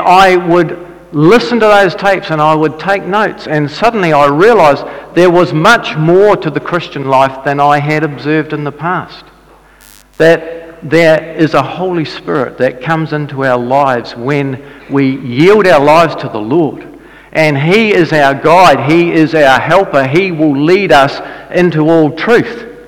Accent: Dunedin, Otago, New Zealand; I grew up in Dunedin and my dad was a Baptist minister.

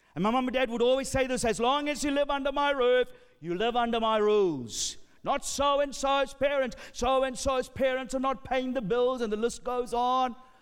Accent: Sri Lanka; I'm from Sri Lanka.

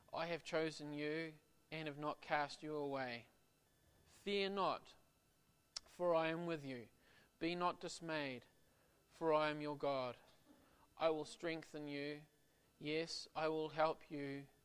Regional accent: Auckland, New Zealand; my wife and I, we're from Auckland

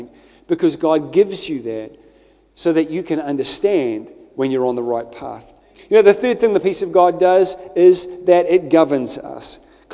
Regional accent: Scotland, United Kingdom; I'm Scottish

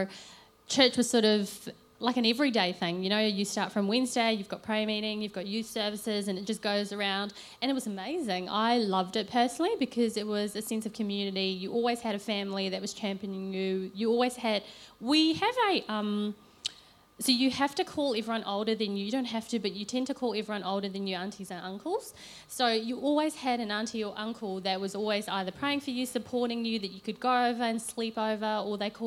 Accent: Malaysia; now in New Zealand; growing up in Malaysia, knowing that I was born here

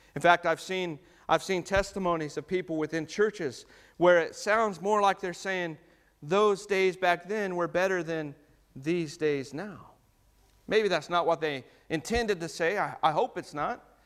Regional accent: United States; now in New Zealand; as an American

